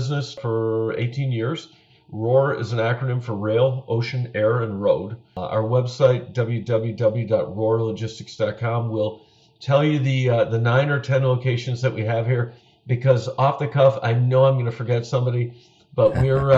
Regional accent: Buffalo, New York, United States; I grew up in Buffalo, New York, the west side of Buffalo. Born and raised on Lafayette Avenue on the west side, and I've lived in Buffalo all my life.

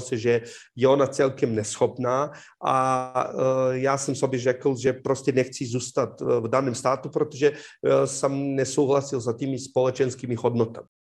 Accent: Serbia; Czech is a second language; moved away as an adult; now in Czech Republic; já jsem odešel ze Srbska eh, v roce 2007

